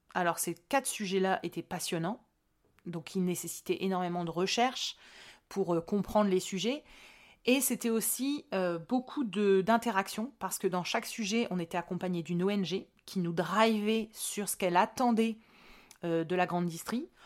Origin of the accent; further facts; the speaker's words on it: Hauts-de-France, France; je suis des Hauts-de-France